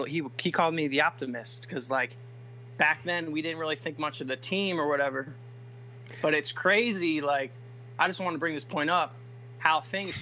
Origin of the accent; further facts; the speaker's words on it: New Jersey, United States; I'm from New Jersey.